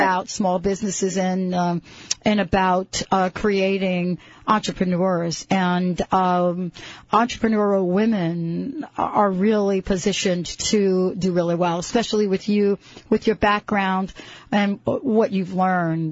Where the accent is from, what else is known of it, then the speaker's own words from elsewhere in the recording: East Coast, United States; I'm from the East Coast and I live very close to Philadelphia